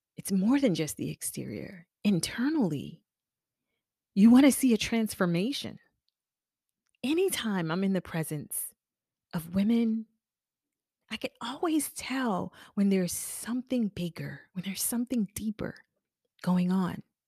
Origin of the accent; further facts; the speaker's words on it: Charleston, South Carolina, United States; moved away as an adult; now in Charlotte, United States; I'm from Charleston. South Carolina. I've been living in Charlotte for almost